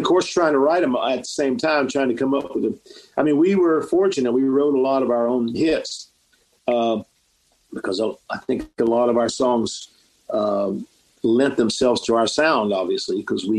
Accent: Florida, United States; We have a lot of Latin influence too because we grew up in Florida

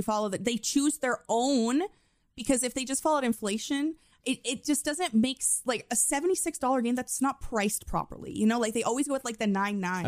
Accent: Canada; accent: Canadian; my Canadian accent.

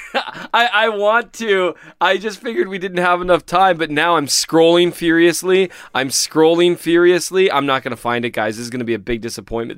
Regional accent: Minnesota, United States; I'm obviously from Minnesota

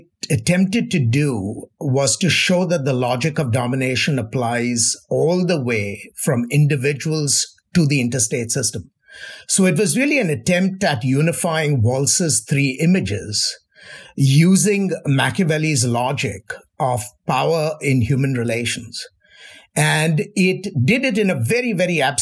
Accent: India; now in United States; I grew up in India

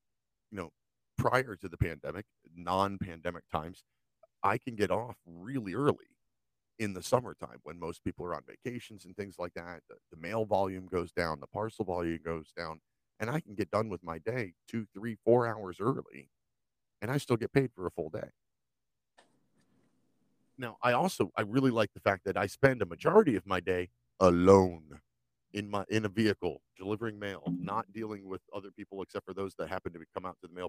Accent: United States; Things that I saw growing up in America

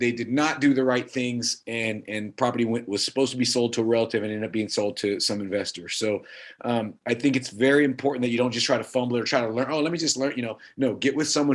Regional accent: Pomona, California, United States; also born or lived in Oxnard, California / San Gabriel Valley, California; I was raised in Southern California my whole life, moved to the Pomona area, and that's where I grew up the rest of the time.

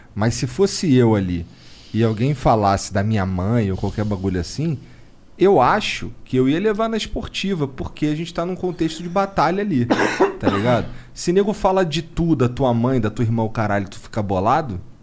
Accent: Rio de Janeiro, Brazil; moved away; Daí todo mundo sabe que eu sou carioca.

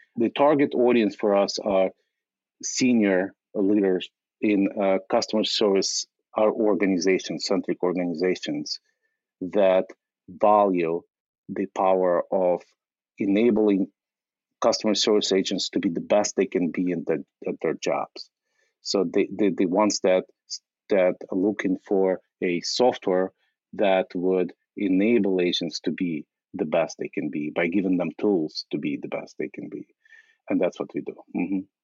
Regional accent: Ukraine; now in United States; in, 1997, I immigrated from from Ukraine uh, as a refugee

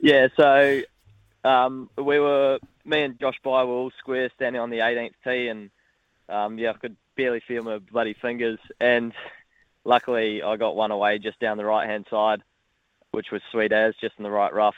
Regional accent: Gold Coast, Queensland, Australia; now in New Zealand; I've actually got a Australian background as well, born born over in Australia

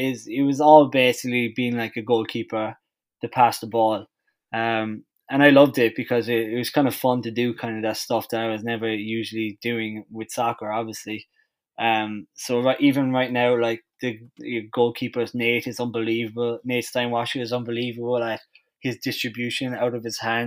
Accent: Ireland; now in Detroit, United States; I'm the Irish

